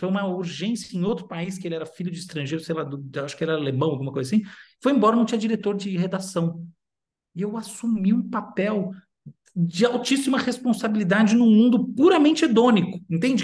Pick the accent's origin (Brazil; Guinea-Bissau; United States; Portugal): United States; moved away; eu já morei nos Estados Unidos muito tempo, cresci nos Estados Unidos